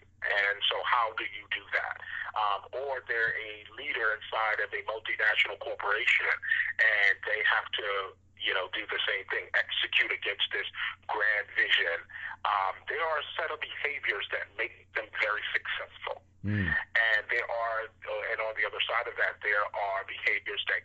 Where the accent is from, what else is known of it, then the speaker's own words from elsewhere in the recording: New York City, New York, United States; I grew up in Brooklyn, New York